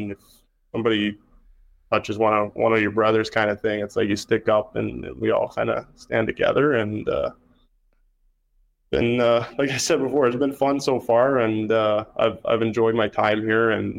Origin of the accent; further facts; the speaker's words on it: Kingston, Ontario, Canada; now in Winnipeg, Canada; I'm from Kingston, Ontario